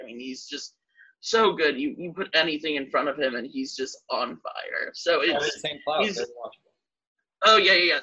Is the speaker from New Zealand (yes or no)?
no; Washington, District of Columbia, United States; moved away; also born or lived in New York City; I grew up in D.C.